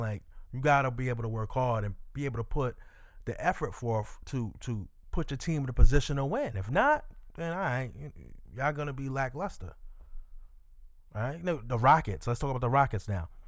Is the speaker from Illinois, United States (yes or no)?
no; New York, United States; I'm from New York